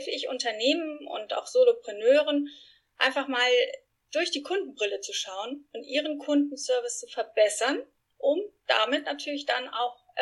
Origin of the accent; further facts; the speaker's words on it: Spain; German is a second language; now in Frankfurt, Germany; Ich bin Spanierin, nicht eingeheiratet, sondern wirklich echte Spanierin. Bin in Spanien groß geworden und äh, lebe in Frankfurt mittlerweile mit meinen zwei Jungs und meinem Mann.